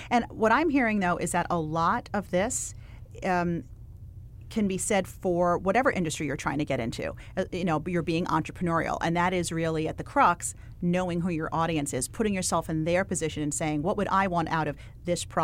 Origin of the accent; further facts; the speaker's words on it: United States; also born or lived in Connecticut; now in Los Angeles, United States; So I grew up on the East Coast in New York and Connecticut. And you're an NYU gal. I am, yes.